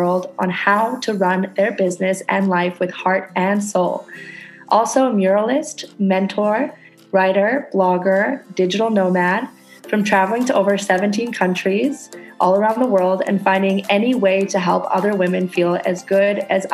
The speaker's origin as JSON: {"language": "English", "country": "Canada", "moved": "yes", "lives_now": "Indonesia"}